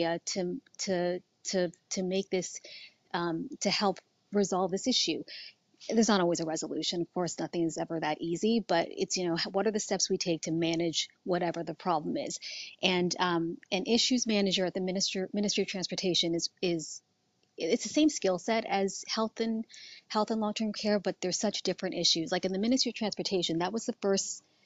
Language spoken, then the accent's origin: English; New Jersey, United States; moved away as an adult; now in Toronto, Canada; I grew up in New Jersey